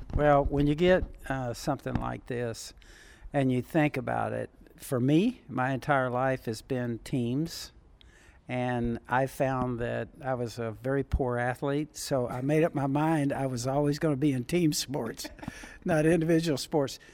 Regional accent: Southern California, United States; when I was a teenager growing up in Southern California.

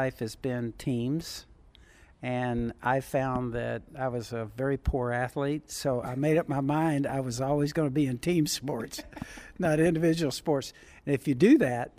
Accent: Southern California, United States; born or raised there

